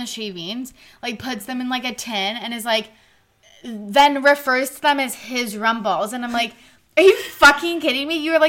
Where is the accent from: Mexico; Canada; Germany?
Canada; And we're Canadian.